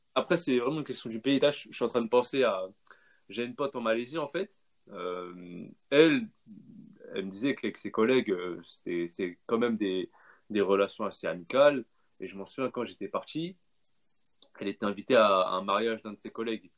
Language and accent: French; France; je suis né ici, j'ai vécu toute ma vie ici, l'éducation, je l'ai fait, je faite ici, la langue, euh, voilà quoi, je me sens français